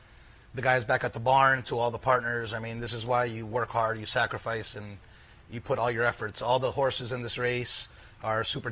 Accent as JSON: {"language": "English", "region": "New York racetracks", "country": "United States", "tie": "born or raised there", "said": "These tracks, including Saratoga, were my playgrounds growing up"}